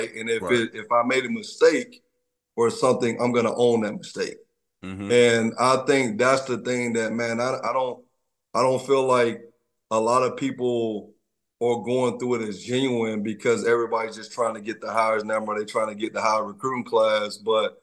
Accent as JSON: {"language": "English", "town": "Troy", "region": "Alabama", "country": "United States", "said": "I'm from Troy, Alabama, I'm a country boy"}